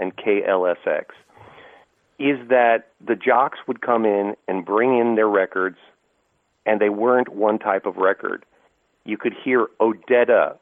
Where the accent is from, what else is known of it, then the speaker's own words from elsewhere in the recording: Burlingame, California, United States; I grew up in the Bay Area, Tim, and went to San Francisco State and Burlingame High School